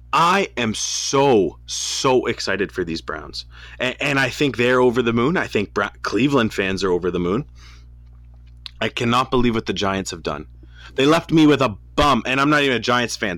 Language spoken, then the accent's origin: English; Canada; We're Canadian kids